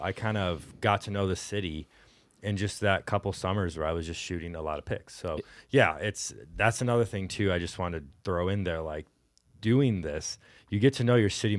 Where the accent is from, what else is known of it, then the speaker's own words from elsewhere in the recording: Houston, Texas, United States; also born or lived in Detroit; now in Cleveland, United States; I got to know the city better, because I'm not from here originally. I'm from Houston, and even before that.